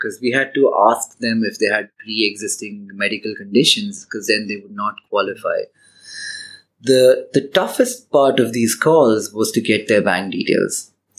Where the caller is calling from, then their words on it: India; we're calling from India